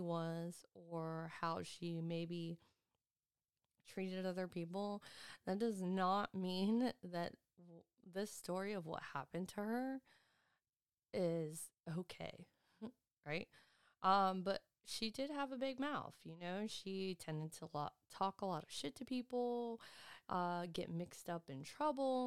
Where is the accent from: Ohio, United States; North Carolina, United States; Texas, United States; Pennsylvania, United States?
Pennsylvania, United States; Erie; moved away; I'm originally from Pennsylvania, Erie, Pennsylvania, so that's where most of my family is